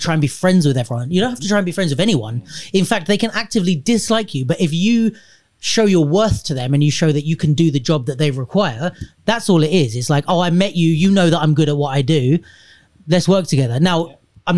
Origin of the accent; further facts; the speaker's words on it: London, United Kingdom; I was born in London.